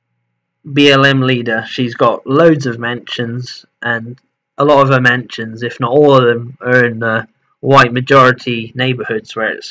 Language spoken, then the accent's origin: English; England, United Kingdom; moved away; also born or lived in Portugal; I'm English, I lived in Portugal a lot of my life